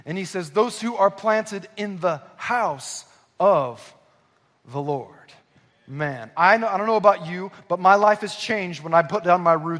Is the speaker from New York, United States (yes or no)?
no; Southern California, United States; born or raised there; also born or lived in Northwest Arkansas